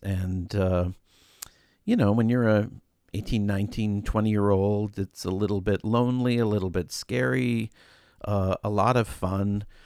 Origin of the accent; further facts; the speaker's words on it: Brainerd, Minnesota, United States; moved away as an adult; now in Chicago, United States; I'm from Brainerd, Minnesota, which is a resort town